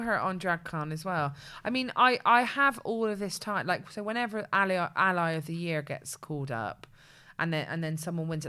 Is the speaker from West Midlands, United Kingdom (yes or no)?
no; Bristol, South West England, United Kingdom; the two of us are not only from Bedmin-, uh, are not only from Bristol, but we're from Bedminster